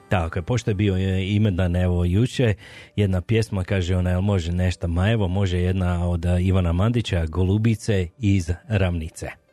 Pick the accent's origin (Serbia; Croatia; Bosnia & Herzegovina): Croatia; Slavonia; now in Calgary, Canada; ja sam isto iz Slavonije, ja sam šokac